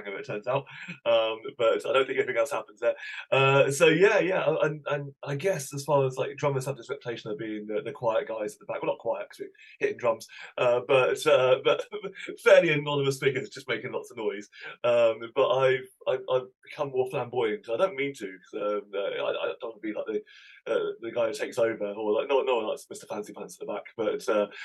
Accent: Cambridge, East of England, United Kingdom; also born or lived in Somerset; I'm a Cambridge boy, really. We moved when I was three.

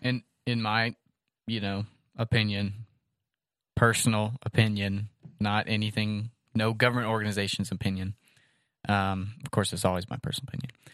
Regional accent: United States; as an American

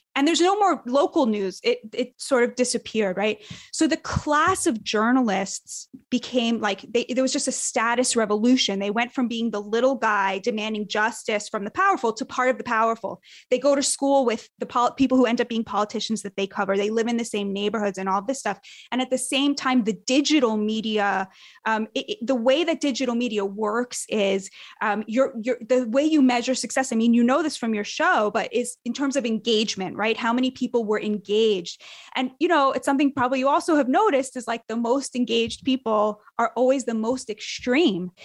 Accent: United States; as an American

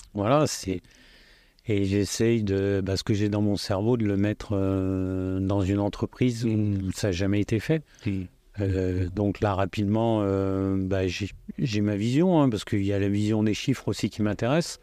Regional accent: Lyon, Auvergne-Rhône-Alpes, France; je suis lyonnais, mais je suis plus citoyen du monde

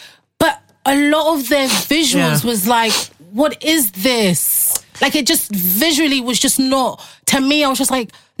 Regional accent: United Kingdom; also born or lived in Congo; I came to the UK when I was 6, 7.

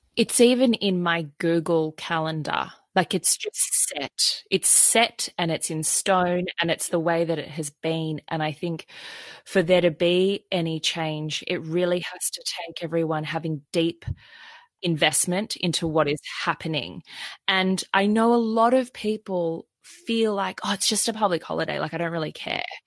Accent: Sydney, New South Wales, Australia; growing up in Sydney, Australia, it was even in my education through primary school, through high

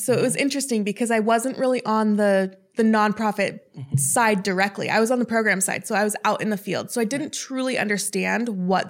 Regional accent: Chicago, Illinois, United States; I moved around a lot. I call Chicago home just because that's where I went to high school

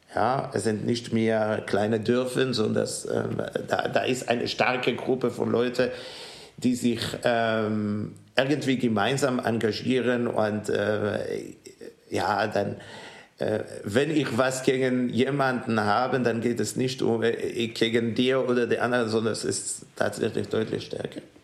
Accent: Israel; German is a second language; moved away as an adult; also born or lived in New York / Melbourne; now in Ulm, Germany; meine Heimat bleibt in Israel und ich fühle mich hier zu Hause.

